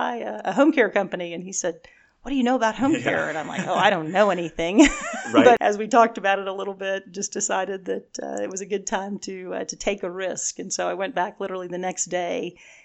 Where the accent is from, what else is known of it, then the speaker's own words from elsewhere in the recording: Houston, Texas, United States; also born or lived in Dallas, Texas; I grew up in Houston and then have been in Dallas now for 28 years.